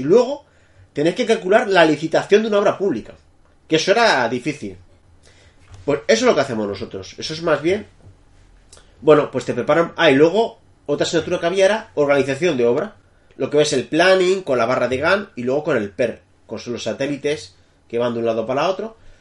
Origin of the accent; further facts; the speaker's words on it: Madrid, Community of Madrid, Spain; moved away as an adult; now in France; soy nacido en Madrid